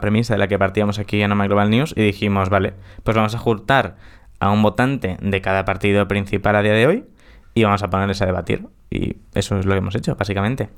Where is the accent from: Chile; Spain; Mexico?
Spain; es donde he nacido en España